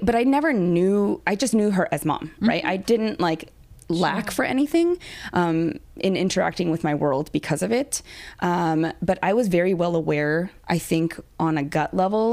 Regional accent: Long Beach, California, United States; I was born in Long Beach

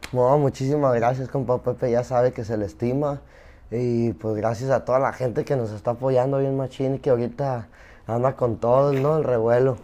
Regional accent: Zapopan, Jalisco, Mexico; also born or lived in Culiacán, Sinaloa / New York; yo nací en Zapopan. Y, y, crecí allá en Culich también.

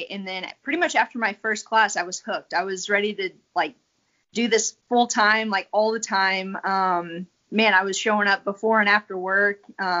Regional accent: South Carolina, United States; And then I was a military brat, so we moved around a lot. And then once he retired in South Carolina, I just ended up growing up there.

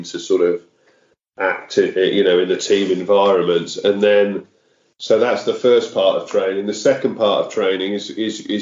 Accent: Wolverhampton, West Midlands, United Kingdom; moved away as an adult; I grew up in Wolverhampton in the West Midlands

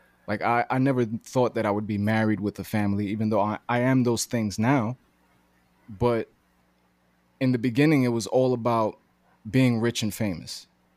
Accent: New York City, New York, United States; also born or lived in Greenpoint, Brooklyn; I'm from Bushwick, Brooklyn, born and raised

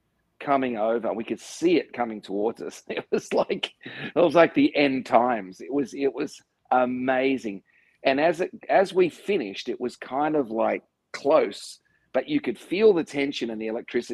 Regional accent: Australia; being an Australian

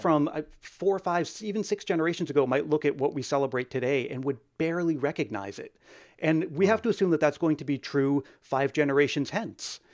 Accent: New England, United States; growing up in New England

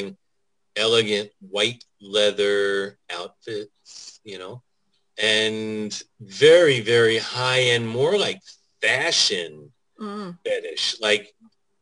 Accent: Jersey City, New Jersey, United States; moved away as an adult; I was born in Jersey City. So I grew up right across the river from Manhattan.

